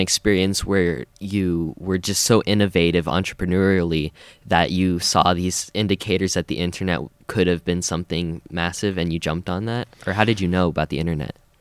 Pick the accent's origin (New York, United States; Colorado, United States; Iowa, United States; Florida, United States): Colorado, United States; moved away; I'm originally from Colorado